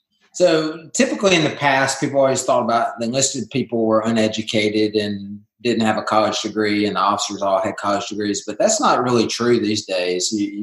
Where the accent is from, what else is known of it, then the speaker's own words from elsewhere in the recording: lower Alabama, United States; Yeah, I grew up in L.A., and that's not Los Angeles. It's lower Alabama.